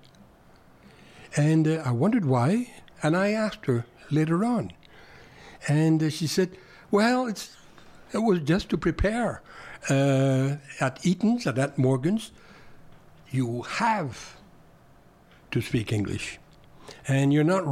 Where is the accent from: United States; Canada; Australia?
Canada; Montreal, Quebec; first language French; English is a second language; living in Montreal, as I was, I'm from Montreal, I identified spontaneously as what you said, you called a French Canadian